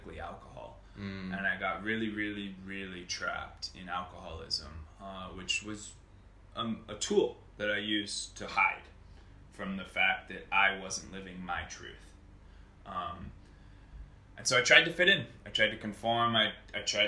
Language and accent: English; United States; I grew up in America. I was born in America.